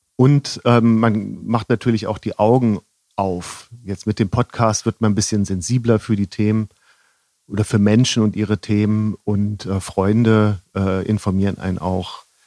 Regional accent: Northern Germany, Germany; now in Rosenheim, Germany; ich bin ja aus Norddeutschland

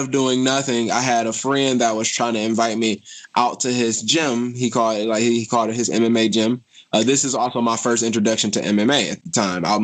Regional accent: Detroit, Michigan, United States; It was tough growing up in Detroit, but um, but I think uh, my life's experiences made me stronger, and I think that it brought me to where I am today.

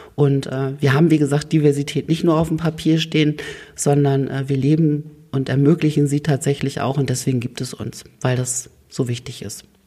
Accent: Oldenburg, Lower Saxony, Germany; also born or lived in Hannover; gebürtiger Oldenburger

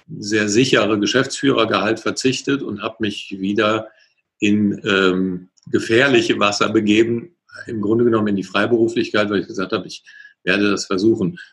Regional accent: Cologne, North Rhine-Westphalia, Germany; also born or lived in Ingolstadt; ich komme hier aus der Ecke Köln äh, und Umgebung

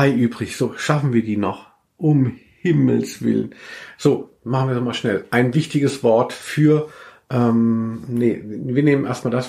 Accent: Southern Germany, Germany; now in Cologne, Germany; Gell, dass man merkt, ich komme eigentlich aus Süddeutschland.

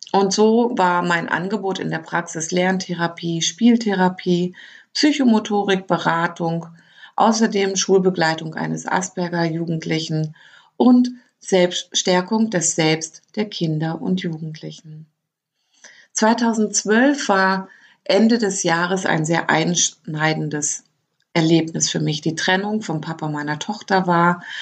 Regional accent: Lower Saxony, Germany; born there; moved away as an adult; now in Baden-Württemberg, Germany; ich bin 1972 in Niedersachsen geboren. Seit 2001 lebe ich in Baden-Württemberg, weil ich mich dorthin verliebt hatte.

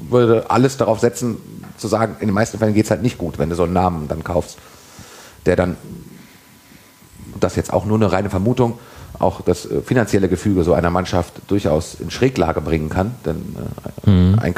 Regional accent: Berlin, Germany; born there; Ich bin ja geborene Berliner und habe darum tatsächlich auch Herthas äh, glorreiche Saisons in der Champions League mitbekommen

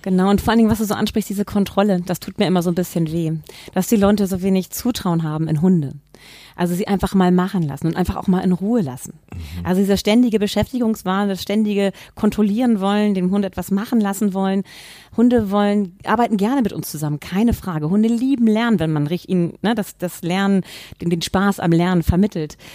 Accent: Hamburg, Germany; ich bin an eine Familie geboren worden und meine Eltern haben damals nicht professionell gezüchtet, aber sie hatten zwei Würfe Labrador Retriever und das oh. war in Hamburg damals in den 70er Jahren

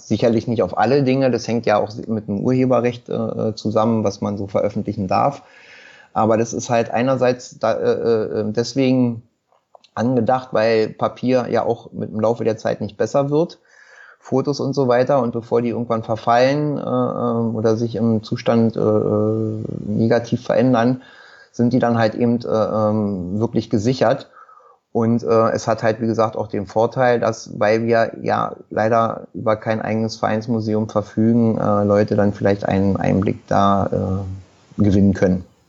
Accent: Berlin, Germany; geboren in Berlin-Wilmersdorf. Mein Kiez ist halt immer Schöneberg-Wilmersdorf gewesen. Äh, hier auch zur Schule gegangen

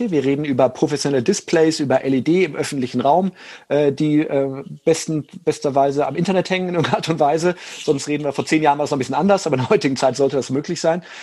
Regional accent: Rhineland, Germany; ich bin Rheinländer, da fällt mir das drei Sätze immer wenig reden, sehr schwierig.

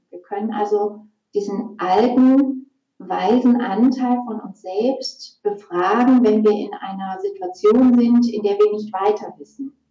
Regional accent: Essen, North Rhine-Westphalia, Germany; now in Munich, Germany; Ich ähm, bin gebürtig aus Essen, ähm, 43 Jahre alt, lebe aber jetzt schon seit fast ähm, 20 Jahren im Raum München zusammen mit meinem Lebenspartner.

